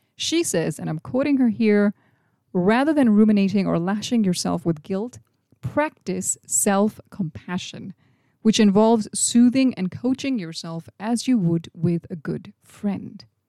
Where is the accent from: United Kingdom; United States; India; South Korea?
India; When I was a little kid growing up in India in the late eighties or early nineties